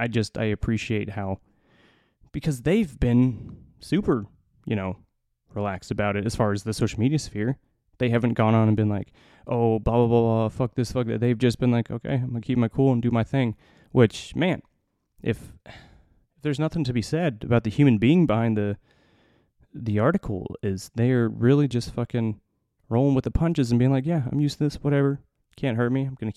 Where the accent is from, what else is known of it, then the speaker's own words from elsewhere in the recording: Indiana, United States; I was raised, you know, in the Midwest. I was raised in Northern Indiana. I was raised very strict Catholic.